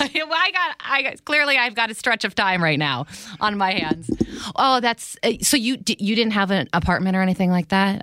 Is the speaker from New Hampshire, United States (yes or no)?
no; New Jersey, United States; I'm from New Jersey